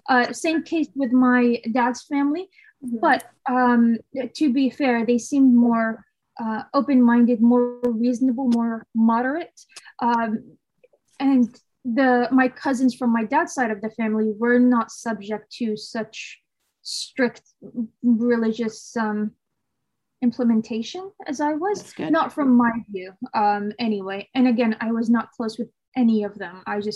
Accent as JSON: {"language": "English", "country": "Saudi Arabia", "tie": "born there", "said": "I used to always say I'm Saudi by birth, but American in spirit."}